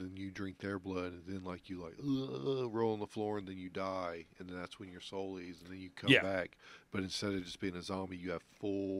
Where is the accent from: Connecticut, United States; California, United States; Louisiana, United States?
Louisiana, United States; New Orleans; Yeah, that's where I was born.